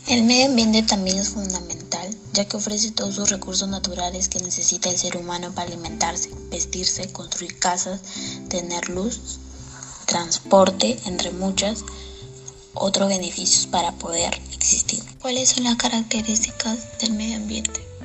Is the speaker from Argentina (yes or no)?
no; San Martín de Porres, Lima, Peru; Soy del Colegio Carlos Cueto Fernandini. Soy de San Martín de Porres.